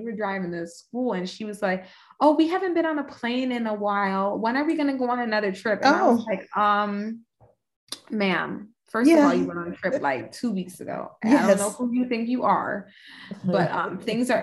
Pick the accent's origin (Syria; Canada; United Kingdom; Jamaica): Jamaica; I'm Jamaican